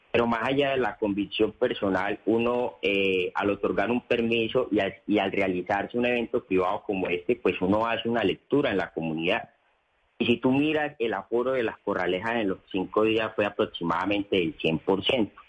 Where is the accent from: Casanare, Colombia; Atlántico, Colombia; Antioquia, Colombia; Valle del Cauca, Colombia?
Antioquia, Colombia; Porque si bien nosotros somos un municipio antioqueño eh, que está en Antioquia, pero nosotros lindamos con la región sabanera.